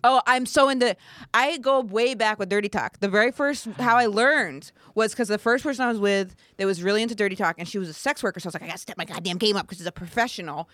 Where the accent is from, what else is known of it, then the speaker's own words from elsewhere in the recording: rural Maine, United States; moved away; I'm r, from really rural Maine